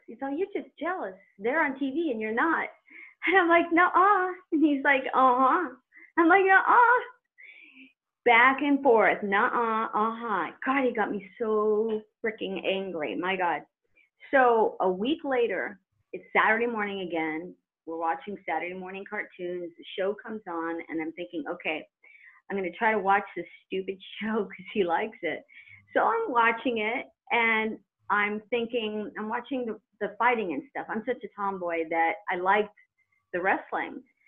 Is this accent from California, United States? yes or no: yes; Redondo Beach, California, United States; also born or lived in Lawndale, California; I grew up in Redondo Beach